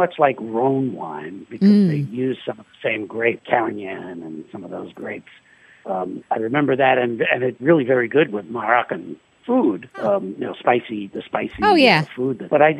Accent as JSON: {"language": "English", "town": "New York City", "region": "New York", "country": "United States", "tie": "born or raised there", "said": "I grew up in New York City, and I had a store in New York City."}